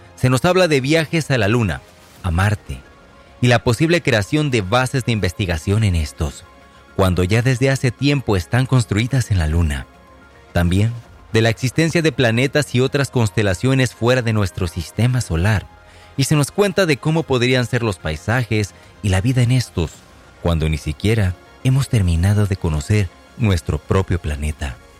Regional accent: Tecate, Baja California, Mexico; en mi natal pueblo de Tecate, Baja California

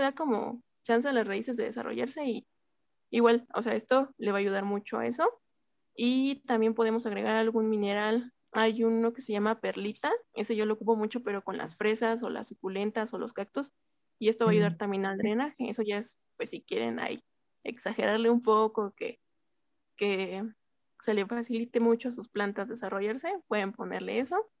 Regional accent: Mexico City, Mexico; yo soy de la Magdalena Contreras y aquí este, generalmente es una zona muy fresca

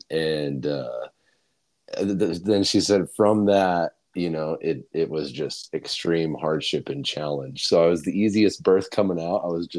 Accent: Bozeman, Montana, United States; born there; I was born in Bozeman, Montana, in 1995 in January

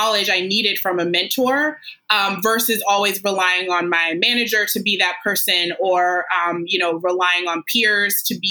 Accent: Washington, District of Columbia, United States; I grew up in the Washington, D.C. Area

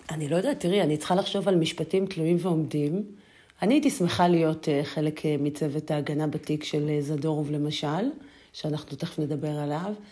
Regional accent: Ashdod, Southern District, Israel; אני נולדתי וגדלתי בעיר אשדוד.

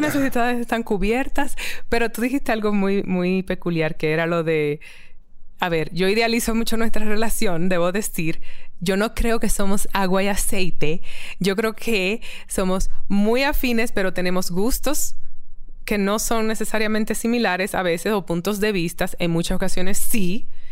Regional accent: Dominican Republic; moved away; also born or lived in New York; me siento muy afortunada como caribeña, dominicana

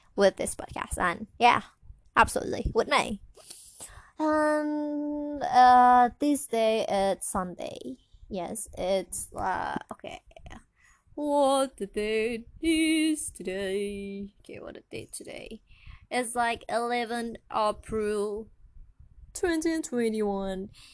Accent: Indonesia; English is a second language; So it's not my mother tongue. My mother tongue, tongue, tongue. Uh, like I'm Indonesian

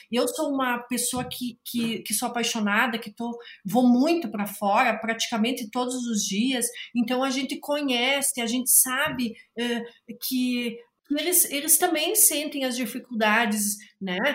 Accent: Carazinho, Rio Grande do Sul, Brazil; eu sou aqui de Carazinho, do Rio Grande do Sul

